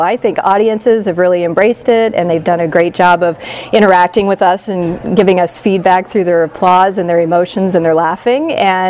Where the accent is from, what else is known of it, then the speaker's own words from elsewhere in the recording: Midwest, United States; moved away as an adult; also born or lived in East Coast; now in California, United States; I grew up in the Midwest.